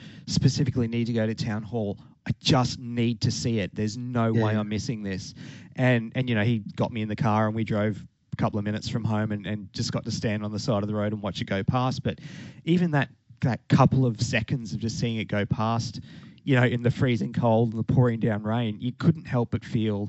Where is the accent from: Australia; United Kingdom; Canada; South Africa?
Australia; Toowoomba, Queensland; because when it ran through my hometown a couple of days prior, it was, I mean, I don't know if you know what the weather in Toowoomba's like, but time of the year, it's very cold.